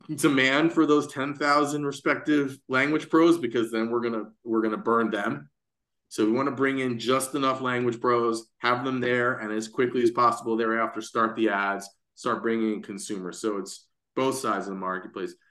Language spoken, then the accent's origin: English; New York City, New York, United States; I'm born and raised in Manhattan